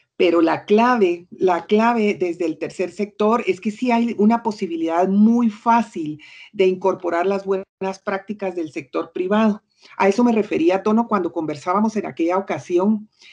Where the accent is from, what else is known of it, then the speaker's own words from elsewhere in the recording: Guatemala; moved away as an adult; also born or lived in United States; viví como 16 años fuera de Guatemala en Estados Unidos.